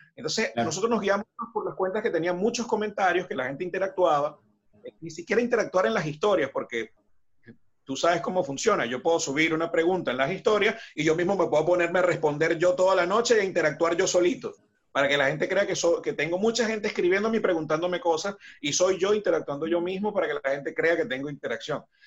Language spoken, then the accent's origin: Spanish; Ciudad Bolívar, Bolívar, Venezuela; moved away as an adult; now in Buenos Aires, Argentina; Ciudad Bolívar, en la ciudad donde soy de Venezuela.